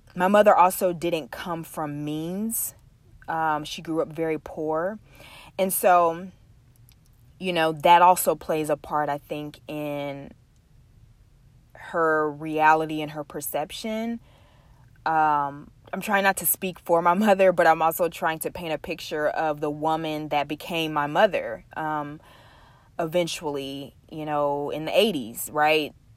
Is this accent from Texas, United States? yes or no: yes; Texas, United States; We are from the South, um, from Texas, to be exact